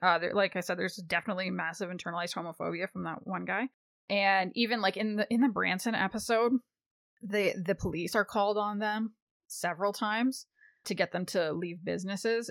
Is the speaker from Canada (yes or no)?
yes; Canada; I'm Canadian